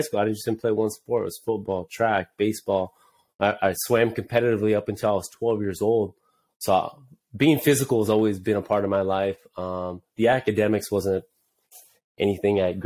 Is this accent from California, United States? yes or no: yes; Anaheim, California, United States; also born or lived in Santa Ana, California; I was born in Santa Ana